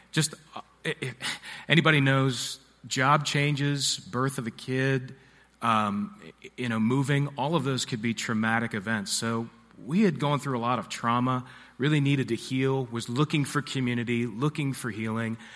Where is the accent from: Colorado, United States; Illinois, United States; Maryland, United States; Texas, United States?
Maryland, United States; Harford County; also born or lived in Nashville / Baltimore; I grew up in Harford County, Maryland, which is just north of here.